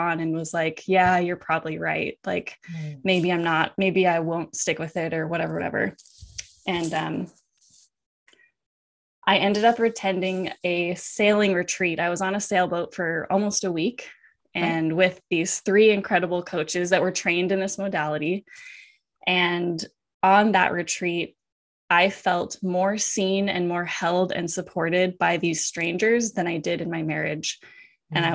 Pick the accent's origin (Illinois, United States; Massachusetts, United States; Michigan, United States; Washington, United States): Washington, United States; moved away as an adult; also born or lived in Hawaii; I moved from Hawaii back to Washington where I grew up.